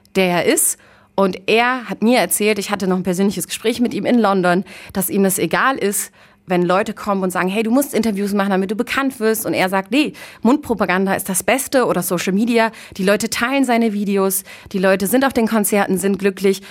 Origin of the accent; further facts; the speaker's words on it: Münster, North Rhine-Westphalia, Germany; moved away; aus Münster, aus meiner alten Heimatstadt